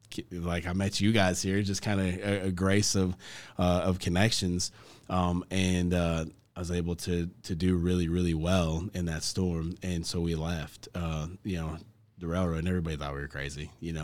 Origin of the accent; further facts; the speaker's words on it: San Juan, New Mexico, United States; I'm from San Juan, New Mexico, originally.